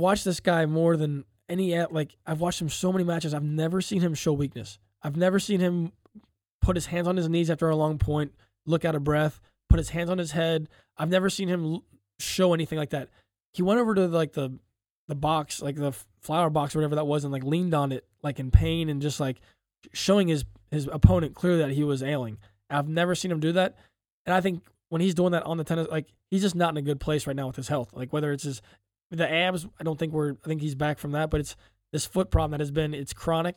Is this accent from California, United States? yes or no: no; Ohio, United States; We're from Ohio